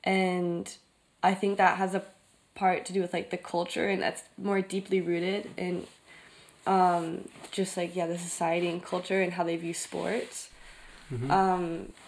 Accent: Denver, Colorado, United States; moved away as an adult; also born or lived in Brighton, England; now in Germany; I'm from Denver, Colorado.

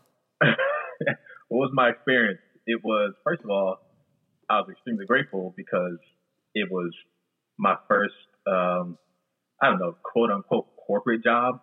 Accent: New Jersey, United States; also born or lived in Florida; I'm originally from South Jersey

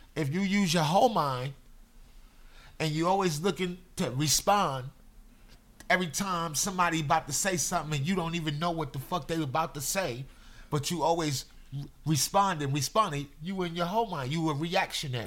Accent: New York City, New York, United States; I'm from Brooklyn. I I grew up out in the streets.

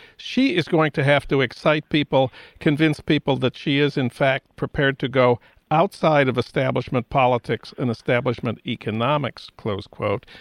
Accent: Minneapolis, Minnesota, United States; Minneapolis, my hometown.

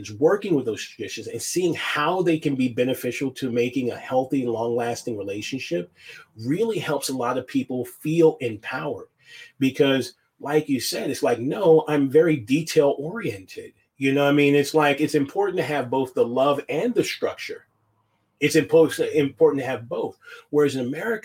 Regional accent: United States; as an American

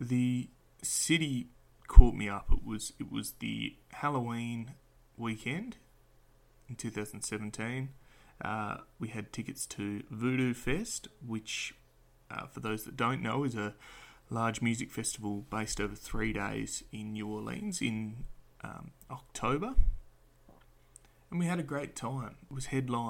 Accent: Perth, Western Australia, Australia; I'm an Australian hailing from sunny Perth, Western Australia

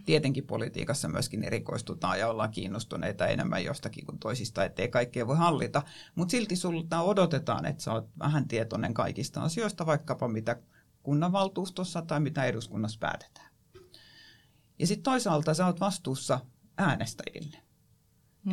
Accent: Kotka, Kymenlaakso, Finland; se on mun kotikaupunki ja itse asiassa mun syntymäpaikkana lukee Karhula

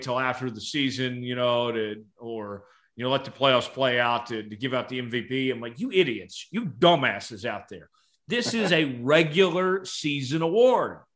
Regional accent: Tulsa, Oklahoma, United States; I'm from Tulsa

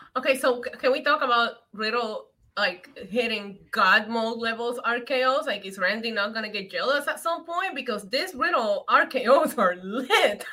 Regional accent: Puerto Rico; When I growing up in Puerto Rico, we would go to the Bacardi factory

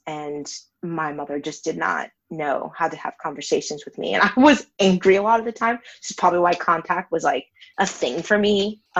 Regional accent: Massachusetts, United States; I'm from Massachusetts, but I don't have a Massachusetts accent, thank God.

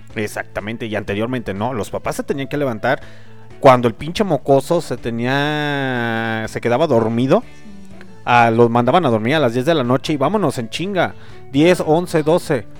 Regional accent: León, Guanajuato, Mexico; soy originario de León, Guanajuato

